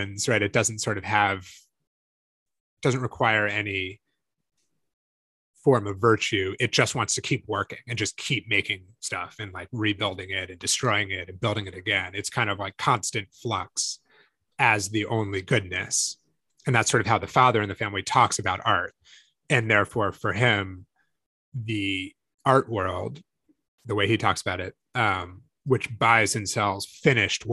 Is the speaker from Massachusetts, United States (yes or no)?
yes; Northampton, Massachusetts, United States; I grew up in Northampton, Massachusetts